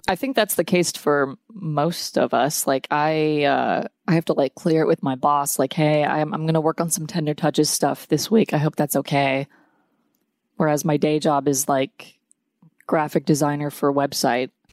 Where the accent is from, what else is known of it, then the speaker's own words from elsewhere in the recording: Atlanta, Georgia, United States; also born or lived in New York; I grew up in Atlanta